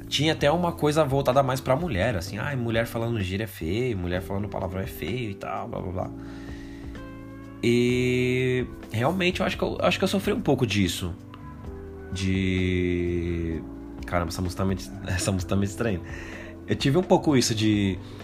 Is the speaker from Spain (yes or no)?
no; São Paulo, Brazil; Eu que nasci e fui criado no Capão Redondo